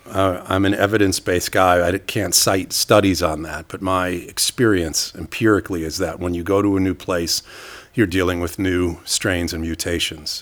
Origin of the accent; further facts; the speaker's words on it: New York City, New York, United States; moved away as an adult; now in Stockholm, Sweden; I moved from New York City, where I grew up